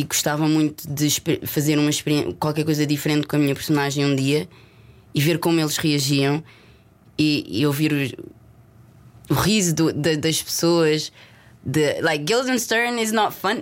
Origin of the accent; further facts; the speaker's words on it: Lisbon, Portugal; accent: Lisboeta; moved away as an adult; also born or lived in Leicester; eu nasci e cresci em Lisboa e o meu sotaque é lisboeta